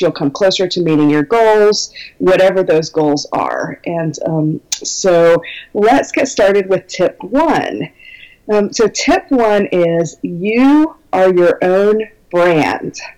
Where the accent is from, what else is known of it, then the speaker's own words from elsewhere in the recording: Minnesota, United States; I am from Minnesota in the United States, and it's very cold here